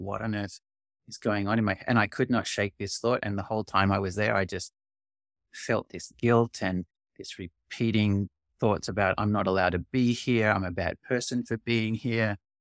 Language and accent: English; Australia; now in Canada; I'm originally Australian, and I'm actually moving back to Australia in a month